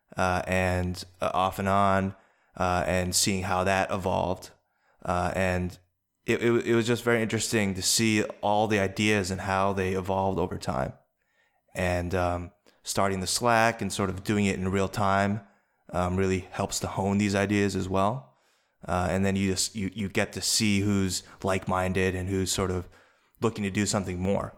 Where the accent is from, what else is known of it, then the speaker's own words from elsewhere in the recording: East Coast, United States; raised by white parents, uh, you know, grew up on the East Coast